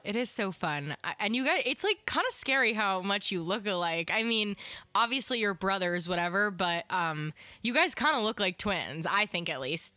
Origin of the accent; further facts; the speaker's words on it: East Coast / New York, United States; I'm such a New York girl at heart, uh, and I feel like just growing up on the East Coast has had that effect on me